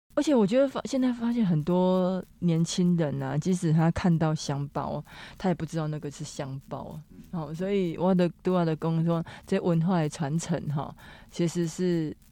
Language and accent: Chinese; Taiwan; 我们台湾人、台湾公民呐